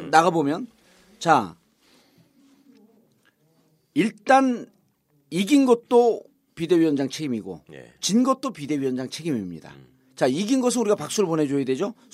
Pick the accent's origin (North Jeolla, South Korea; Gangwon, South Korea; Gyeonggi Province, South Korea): North Jeolla, South Korea; 전북 사람이에요. 전북